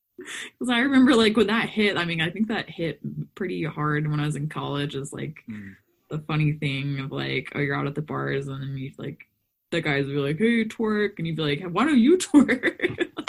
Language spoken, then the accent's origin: English; Texas, United States; I grew up in Texas